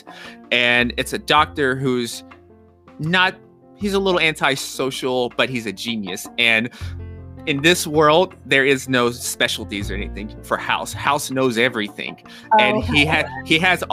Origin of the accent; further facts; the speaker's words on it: Nashville, Tennessee, United States; also born or lived in New York; I'm from Nashville, Tennessee. Pace of life is a little slower here.